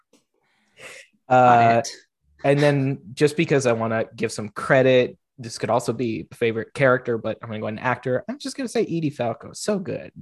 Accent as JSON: {"language": "English", "town": "Seattle", "region": "Washington", "country": "United States", "tie": "born or raised there", "said": "I was raised in Seattle"}